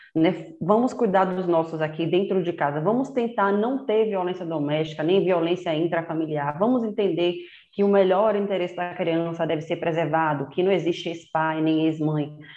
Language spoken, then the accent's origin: Portuguese; Salvador, Bahia, Brazil; moved away as an adult; Eu nasci em Salvador, cresci lá com meus irmãos